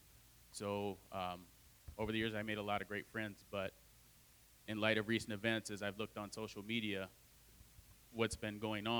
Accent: Adrian, Michigan, United States; moved away as an adult; also born or lived in Toledo, Ohio; I was born in Toledo, Ohio, and when I was two, my mom and I moved to Adrian, Michigan

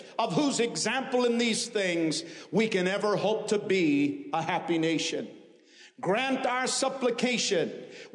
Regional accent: Maine, United States; my home state of Maine

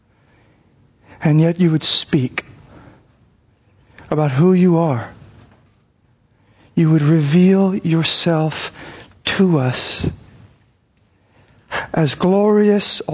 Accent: Arizona, United States; I grew up in Arizona

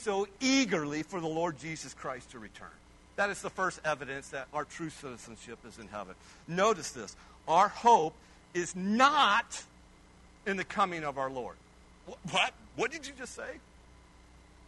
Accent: Kiowa, Kansas, United States; also born or lived in Hazelton, Kansas; I was born in Kiowa, the great metropolis of Kiowa, Kansas.

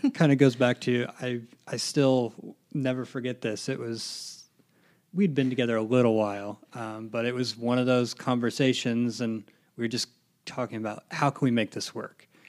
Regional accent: Lafayette, Indiana, United States; I'm originally from Lafayette

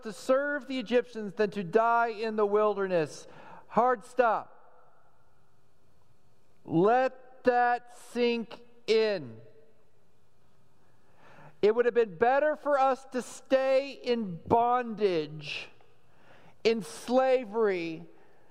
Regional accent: Texas, United States; growing up in Texas

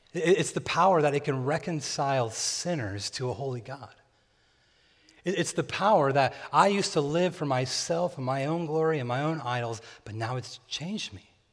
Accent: near Bakersfield, California, United States; born or raised there

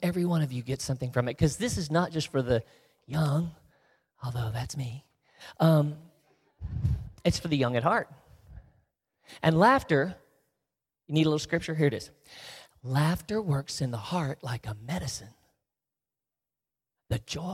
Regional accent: the South, United States; because I'm from the South, where we snip off our words to save time

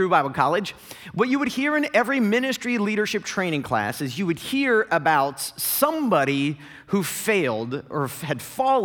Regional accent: Northeast Ohio, United States; moved away; I grew up in Northeast Ohio.

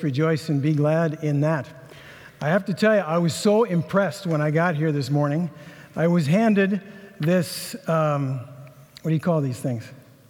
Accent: Inver Grove Heights, Minnesota, United States; So I grew up in Inver Grove Heights, so from this neck of the woods.

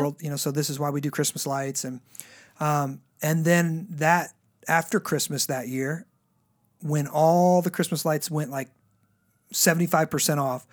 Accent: the South, United States; I come from the South, you know, so it's like all homestyle cooking and stuff.

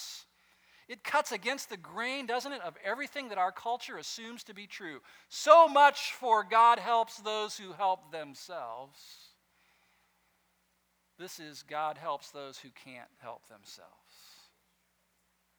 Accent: West Coast, United States; I grew up on the West Coast

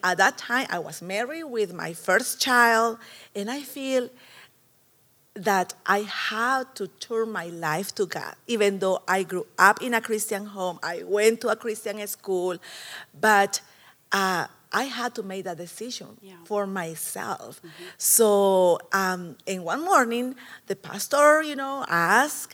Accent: El Salvador; moved away; I was born in El Salvador a long time ago

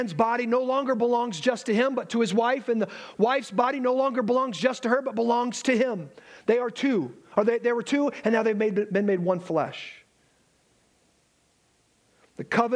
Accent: Alabama, United States; I am from Alabama

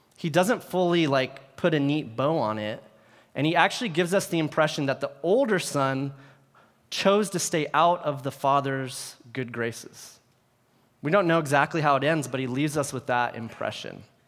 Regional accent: Bay Area, California, United States; I grew up here in the Bay Area

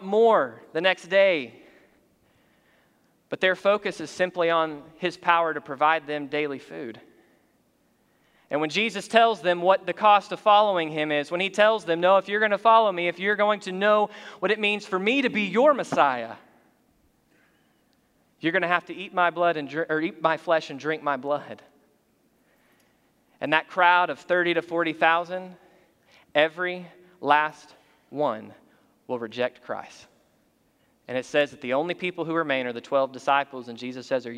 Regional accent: United States; we're American by physical citizenship

